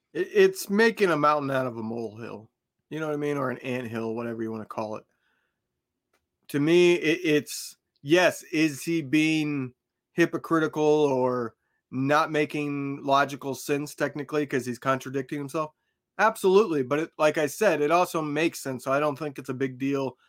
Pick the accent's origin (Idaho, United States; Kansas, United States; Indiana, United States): Indiana, United States; I grew up in Indiana